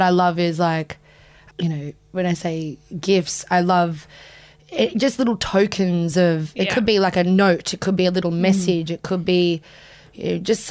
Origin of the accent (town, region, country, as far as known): Southern Highlands, New South Wales, Australia; born or raised there; also born or lived in Sydney